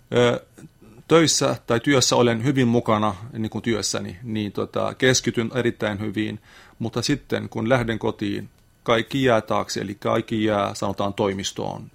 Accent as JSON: {"language": "Finnish", "country": "Lebanon", "second_language": "Finnish", "moved": "as an adult", "lives_now": "Lappeenranta, Finland", "said": "olen Libanonista kotoisin"}